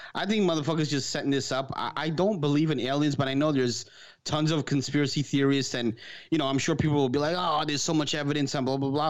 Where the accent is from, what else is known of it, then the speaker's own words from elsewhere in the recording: New York City, New York, United States; This is New York, me growing up in Queens